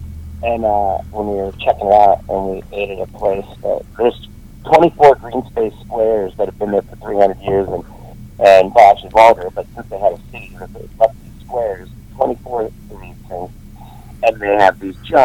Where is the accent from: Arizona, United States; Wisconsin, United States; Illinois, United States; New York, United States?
Wisconsin, United States; moved away; also born or lived in Los Angeles / Madison, Wisconsin / Minneapolis; Wisconsin. I was born in Wisconsin. And then I lived in L.A. for 20 years